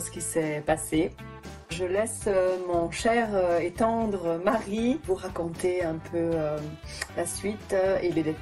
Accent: Geneva, Switzerland; moved away as an adult; also born or lived in Costa Rica; Je suis née à Genève.

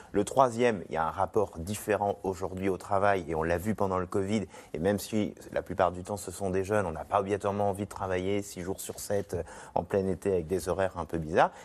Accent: Nantes, Pays de la Loire, France; je viens de Nantes

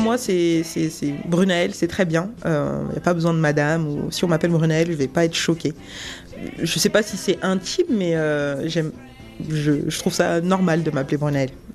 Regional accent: Seine-et-Marne, Île-de-France, France; also born or lived in Guadeloupe; J'ai euh, grandi dans le 77 euh, en France, mais je suis née en Guadeloupe

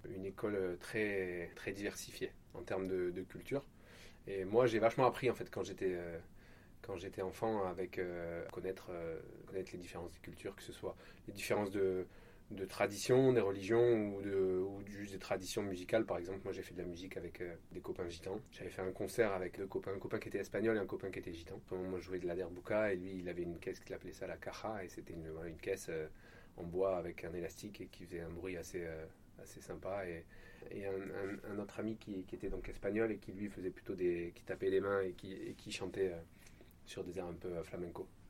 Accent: Marseille, Provence-Alpes-Côte d'Azur, France; also born or lived in Apt, Vaucluse; mon enfance sur laquelle j'ai des souvenirs, c'est plutôt à Marseille

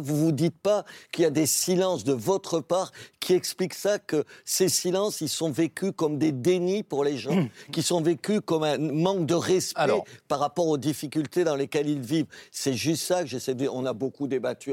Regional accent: Béziers, Occitania, France; Je suis maire de Béziers parce que je suis de Béziers

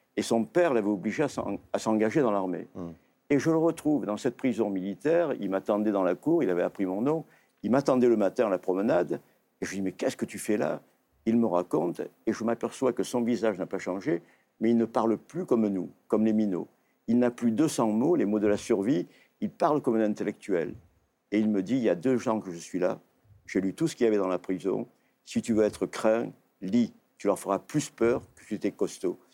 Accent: Provence-Alpes-Côte d'Azur, France; j'étais provençal comme lui

